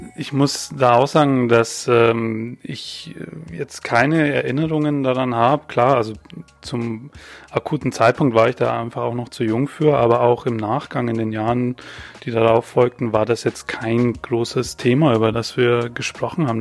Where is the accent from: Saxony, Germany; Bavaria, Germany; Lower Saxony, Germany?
Bavaria, Germany; Weiden; moved away; ich bin in Bayern geboren und aufgewachsen